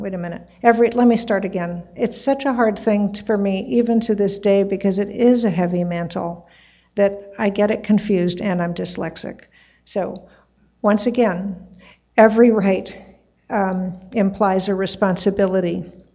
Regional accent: New York City, New York, United States; also born or lived in Tarrytown, New York; New York City was on the weekdays and Tarrytown was on the weekends

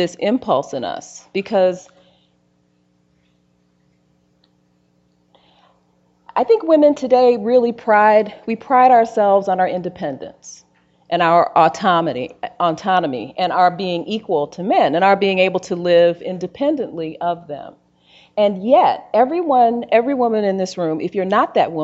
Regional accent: Gary, Indiana, United States; moved away as an adult; my brother, Daryl, who I grew up in Gary, Indiana

